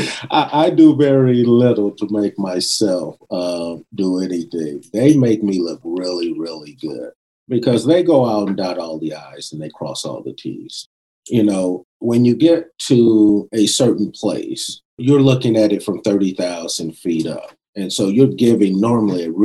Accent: West Covina, California, United States; also born or lived in South Central Los Angeles; when we moved from South Central, I wouldn't say we had a lot of money, because I primarily grew up in a predominantly white area in West Covina

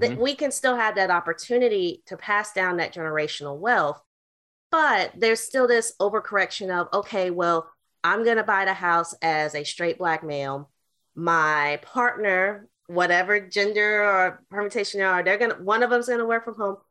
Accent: Greensboro, North Carolina, United States; also born or lived in Kansas City / Baltimore / Washington, D.C.; now in Oxon Hill, Maryland, United States; I'm originally from Greensboro, North Carolina.

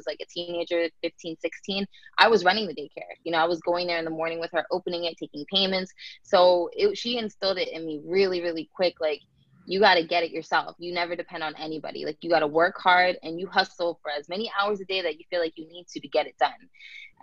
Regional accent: Tampa, Florida, United States; also born or lived in New Jersey; I grew up in New Jersey, and I moved to Florida when I was about 6 years old.

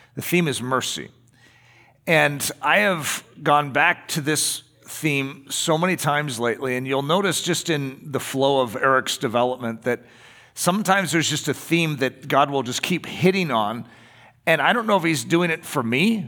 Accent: United States; we're American

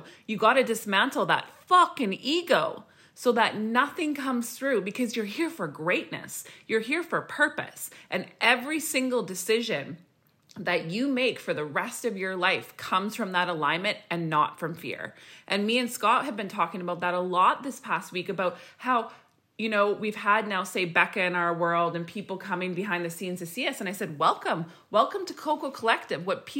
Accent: Saskatchewan, Canada; now in British Columbia, Canada; And I remember when we came from Saskatchewan to BC and I was like RIP wiped, like sleeping 24/7

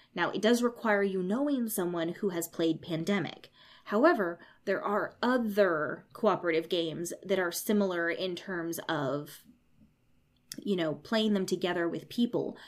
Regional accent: United States; I grew up in America

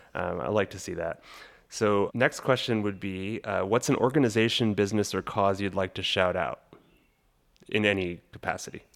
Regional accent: Los Angeles, California, United States; moved away as an adult; also born or lived in San Diego, California; now in Fayetteville, United States; I'm originally from Los Angeles, California and I lived there for my first eighteen years

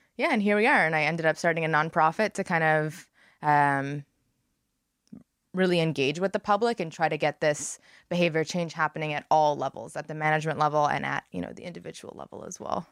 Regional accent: Montreal, Quebec, Canada; moved away as an adult; I grew up in Montreal, and I moved here when I was eighteen

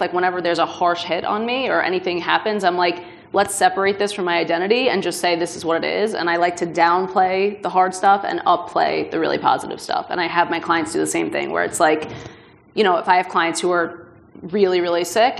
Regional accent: New York, United States; I'm a Jew from New York

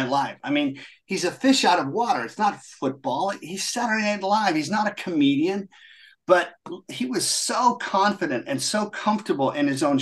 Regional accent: Washington, District of Columbia, United States; also born or lived in Munich, Germany / London, England; Washington Redskins, which is great for me because that's where I grew up. So it was against my hometown team

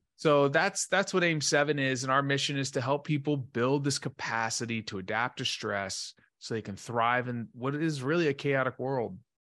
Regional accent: Dallas, Texas, United States; I grew up in Dallas, Texas, uh, great family

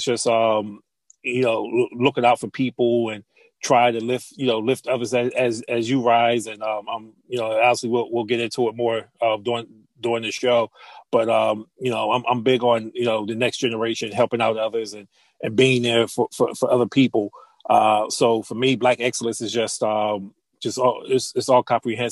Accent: Chester, Pennsylvania, United States; I grew up in the Wilmington Projects in Chester, Pennsylvania

